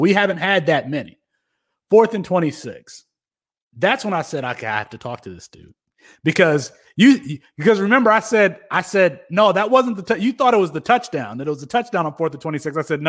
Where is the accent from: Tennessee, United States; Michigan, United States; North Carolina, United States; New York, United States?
Michigan, United States; Kalamazoo; I grew up in Kalamazoo, Michigan.